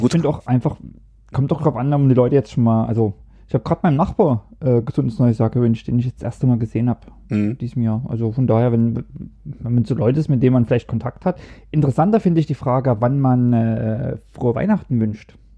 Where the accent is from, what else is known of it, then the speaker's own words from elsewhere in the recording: East Germany, Germany; moved away as an adult; now in Norway; Ich komme dann aus dem Osten